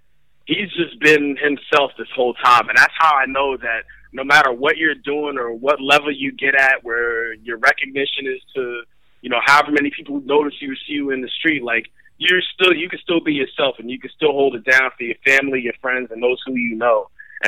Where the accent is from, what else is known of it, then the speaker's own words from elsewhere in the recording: Western Pennsylvania, United States; also born or lived in Bronx, New York; growing up in Western Pennsylvania